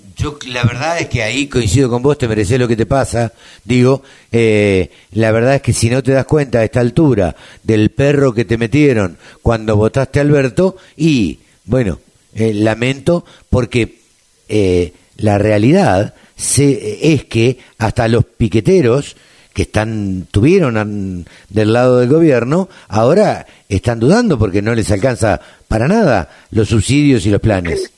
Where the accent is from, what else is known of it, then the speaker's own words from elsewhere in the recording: Maipú, Buenos Aires Province, Argentina; soy de Maipú